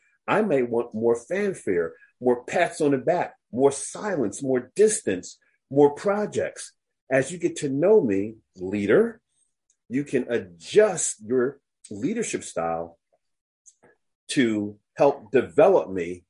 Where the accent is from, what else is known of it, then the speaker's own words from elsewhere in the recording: United States; I'm very aware that I'm an American.